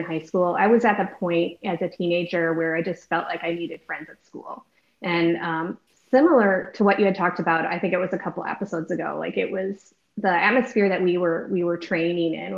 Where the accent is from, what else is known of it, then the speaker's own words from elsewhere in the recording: Wisconsin, United States; moved away as an adult; now in Texas, United States; I grew up in Wisconsin. I lived in the same house for 18 years